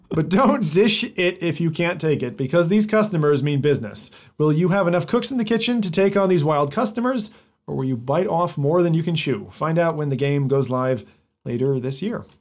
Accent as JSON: {"language": "English", "country": "United States", "tie": "born or raised there", "moved": "yes", "said": "being half American, I was born there and grew up there"}